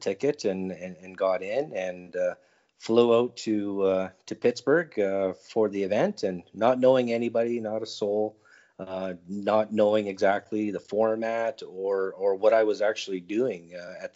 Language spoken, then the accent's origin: English; Edmonton, Alberta, Canada; I'm from Edmonton, Alberta, Canada.